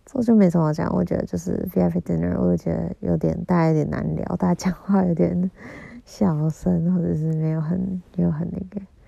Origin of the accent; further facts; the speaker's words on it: Kaohsiung, Taiwan; 我是高雄人